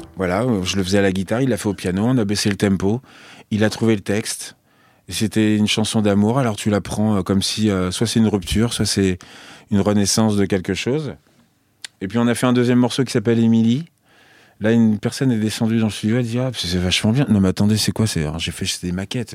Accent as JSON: {"language": "French", "town": "Nogent", "country": "France", "tie": "born or raised there", "said": "chez moi à Nogent, quand j'étais petit"}